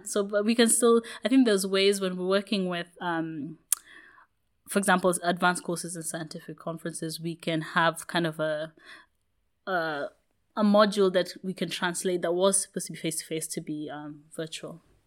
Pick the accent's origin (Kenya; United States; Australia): Kenya; moved away; also born or lived in United Kingdom; I grew up in Kenya